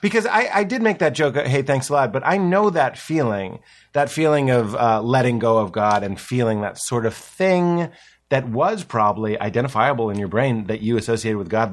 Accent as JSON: {"language": "English", "town": "Boston", "region": "Massachusetts", "country": "United States", "said": "The East Coast. I'm from Boston."}